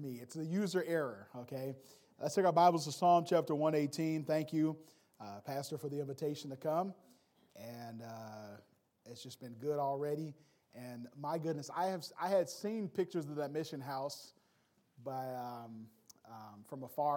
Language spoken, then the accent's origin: English; Wisconsin, United States; also born or lived in Indiana; I'm from Wisconsin. We see a little hill, and we get impressed with that.